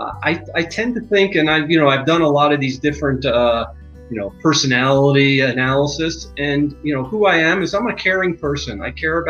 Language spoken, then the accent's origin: English; outside of New York City, United States; moved away as an adult; I grew up in outside of New York City